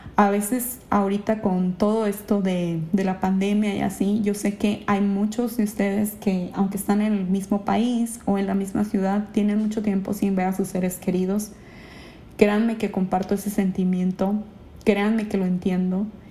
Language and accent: Spanish; Ensenada, Baja California, Mexico; moved away as an adult; also born or lived in Mexico City; now in Japan; Yo en Ensenada eh, allá vivía, allá estudié, ahí hice mi carrera de gastronomía